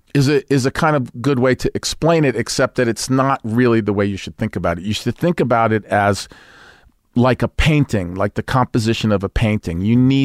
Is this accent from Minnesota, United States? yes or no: no; Brooklyn, New York, United States; accent: Brooklyn; because I was from Brooklyn, I was born in Brooklyn, but I went into the audition with a Brooklyn accent